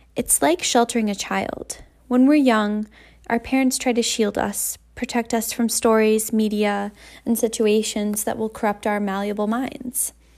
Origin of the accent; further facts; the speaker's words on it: Vermont, United States; now in Massachusetts, United States; I was born in a small town in Massachusetts. I grew up in Vermont